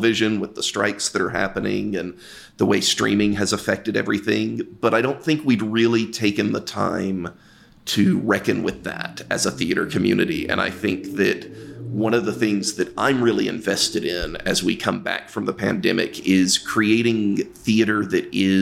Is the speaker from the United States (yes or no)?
yes; the South, United States; now in Chicago, United States; I grew up queer in the South